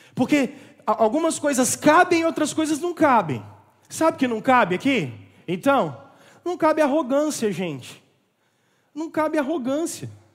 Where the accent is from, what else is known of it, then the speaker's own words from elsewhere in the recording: Barbacena, Minas Gerais, Brazil; quando eu era criança em Barbacena